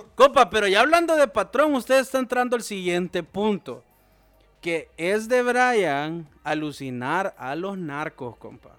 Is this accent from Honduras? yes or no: yes; Honduras; todos somos hondureños